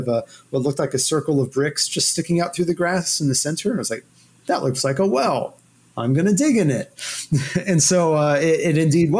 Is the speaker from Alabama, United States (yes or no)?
no; Houston, Texas, United States; also born or lived in Louisville, Kentucky; they got transferred to Houston, where I grew up